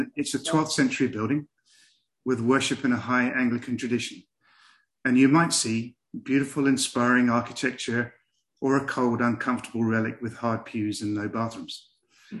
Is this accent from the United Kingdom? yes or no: yes; England, United Kingdom; accent: English; I'm English